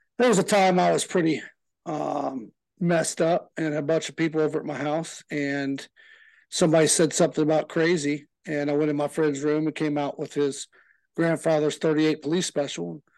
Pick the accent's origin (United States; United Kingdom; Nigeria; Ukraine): United States; Lawrenceville, Georgia; also born or lived in Decatur, Georgia; I grew up in Lawrenceville, Georgia